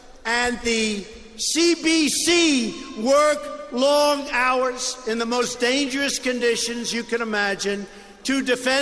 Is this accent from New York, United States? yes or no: yes; Long Island, New York, United States; I grew up in Long Island, right next to Long Island